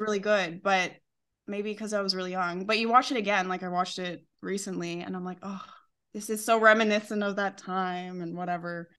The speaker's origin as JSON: {"language": "English", "town": "Calgary", "region": "Alberta", "country": "Canada", "moved": "as an adult", "lives_now": "Seville, Spain", "said": "I'm from Calgary, Canada"}